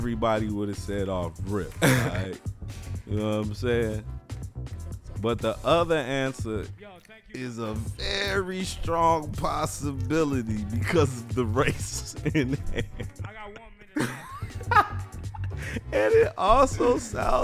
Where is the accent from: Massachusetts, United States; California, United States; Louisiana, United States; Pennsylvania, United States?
Louisiana, United States; I'm straight from Louisiana